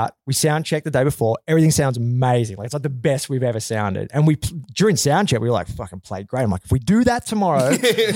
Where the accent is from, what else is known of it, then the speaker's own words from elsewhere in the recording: Australia; moved away; also born or lived in Vancouver; I grew up in Australia